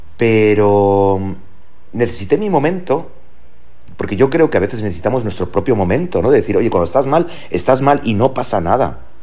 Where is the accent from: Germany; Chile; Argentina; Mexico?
Germany; moved away as an adult; now in Spain; allí nací en Alemania y, esa, esa etapa de los 0 años a los 22 me ha marcado